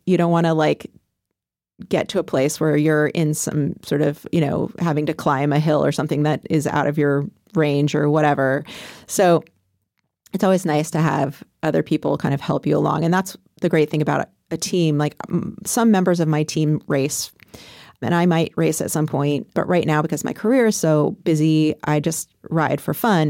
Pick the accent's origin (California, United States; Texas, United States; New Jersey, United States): California, United States; moved away as an adult; now in Portland, United States; I grew up in California